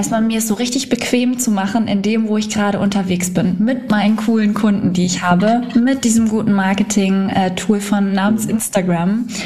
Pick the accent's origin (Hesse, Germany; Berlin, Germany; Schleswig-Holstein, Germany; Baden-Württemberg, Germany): Schleswig-Holstein, Germany; Schwedeneck; Ja, nicht ganz, genau, äh, Schwedeneck.